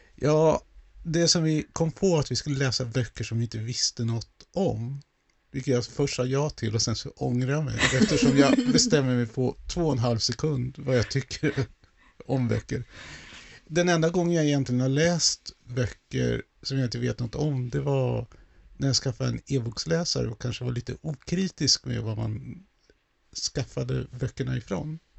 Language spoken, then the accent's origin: Swedish; Sweden; jag som då infödd svensk